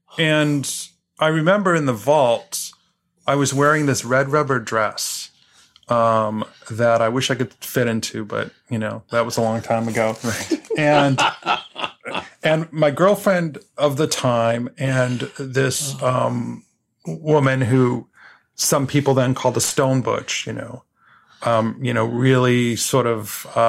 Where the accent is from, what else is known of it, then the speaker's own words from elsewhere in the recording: New York City, New York, United States; now in Boston, United States; I'm from New York City, so that's probably how I deal with it.